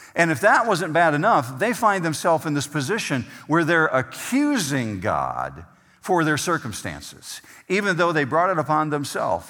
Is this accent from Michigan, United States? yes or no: yes; Whitehall, Michigan, United States; moved away as an adult; now in Arizona, United States; the area where I grew up in Whitehall